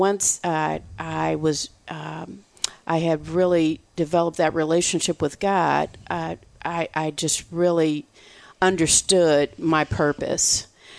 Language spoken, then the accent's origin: English; Michigan, United States; moved away as an adult; now in Texas, United States; I'm from Michigan